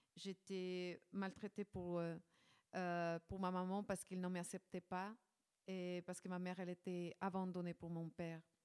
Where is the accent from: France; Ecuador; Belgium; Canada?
Ecuador; moved away; je, je viens de l'Équateur.